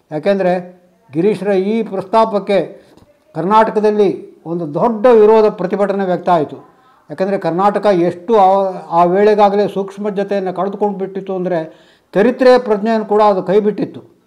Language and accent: Kannada; Udupi district, Karnataka, India; ನಮ್ಮ ಉಡುಪಿ ಜಿಲ್ಲೆಯ